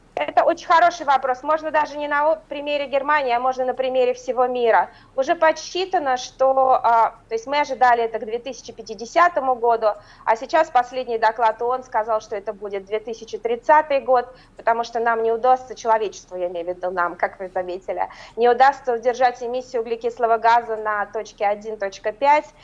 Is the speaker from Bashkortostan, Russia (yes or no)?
yes; Ufa, Bashkortostan, Russia; moved away as an adult; now in Berlin, Germany; мою малую родину